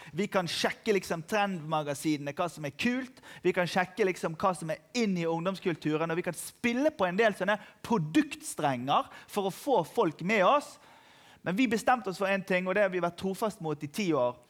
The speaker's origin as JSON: {"language": "Norwegian", "country": "Norway", "said": "jeg er fra Norge"}